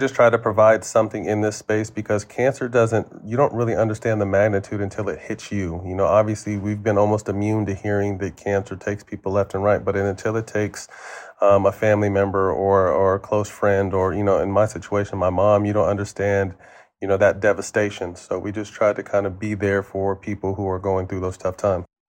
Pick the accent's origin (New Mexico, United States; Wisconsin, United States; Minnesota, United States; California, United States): California, United States; Sacramento; also born or lived in San Jose; go back to my hometown